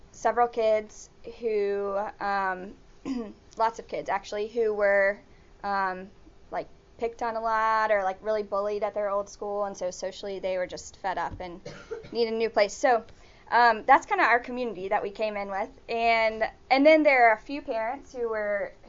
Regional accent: Birmingham, Alabama, United States; moved away as an adult; now in Matagalpa, Nicaragua; I am from Birmingham. I grew up at Advent

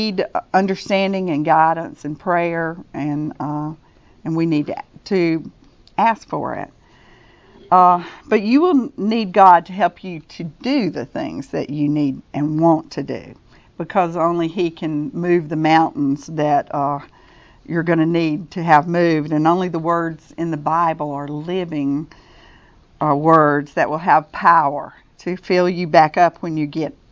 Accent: Hueytown, Alabama, United States; we lived in Hueytown

